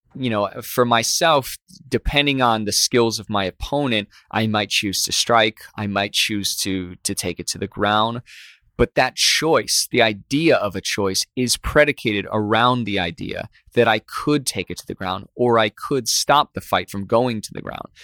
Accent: Midwest, United States; growing up in the Midwest

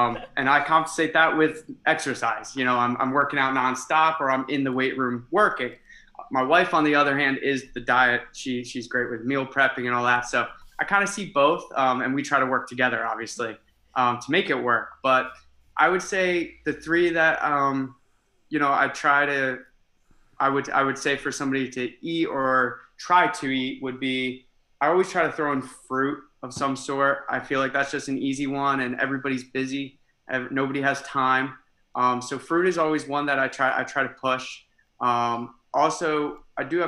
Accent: Easton, Pennsylvania, United States; moved away as an adult; now in New Jersey, United States; I'm from Easton, Pennsylvania.

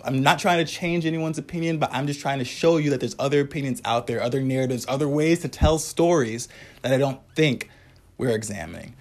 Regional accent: Wisconsin, United States; I'm from Wisconsin

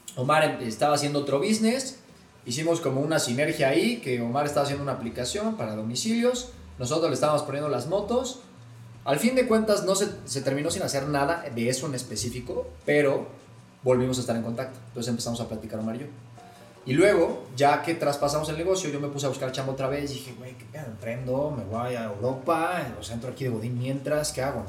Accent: Puebla, Mexico; tengo 28 años, soy poblano

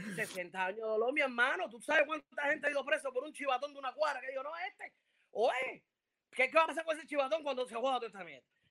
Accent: Cuba; moved away as an adult; now in United States; nosotros los cubanos

